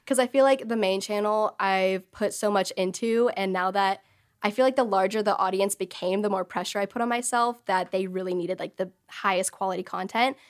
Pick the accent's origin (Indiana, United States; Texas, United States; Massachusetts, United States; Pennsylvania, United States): Texas, United States; I grew up in Texas all my life, in the same city, same house